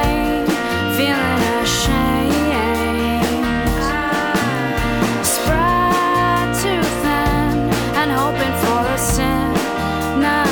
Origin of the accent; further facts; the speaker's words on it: Georgia, United States; I'm from Georgia